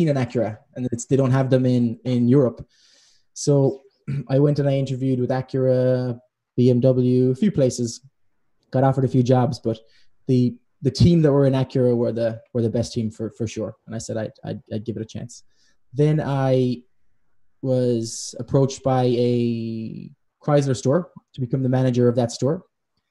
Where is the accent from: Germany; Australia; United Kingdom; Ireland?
Ireland; moved away; I'm Irish